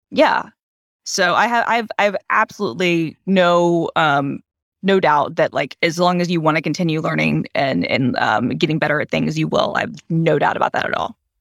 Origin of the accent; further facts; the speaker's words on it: Georgia, United States; moved away; my home state has become like everything is filmed in Georgia